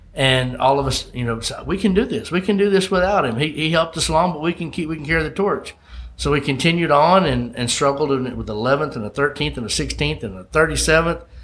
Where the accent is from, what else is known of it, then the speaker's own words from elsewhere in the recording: Olive Branch, Mississippi, United States; my hometown in olive branch mississippi